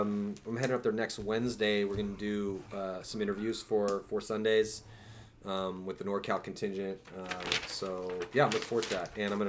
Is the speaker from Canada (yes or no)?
no; England, United Kingdom; I'm English. I can pronounce all the English names.